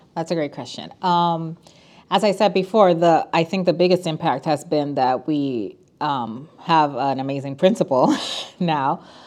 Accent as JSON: {"language": "English", "town": "San Juan", "country": "Puerto Rico", "tie": "born or raised there", "moved": "as an adult", "lives_now": "Chicago, United States", "said": "I was born and raised in San Juan, Puerto Rico. We moved to Chicago eight years ago."}